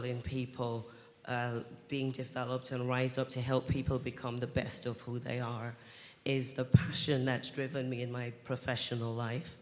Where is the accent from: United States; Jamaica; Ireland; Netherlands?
Jamaica; now in United Kingdom; I was born here in the UK, but I grew up in Jamaica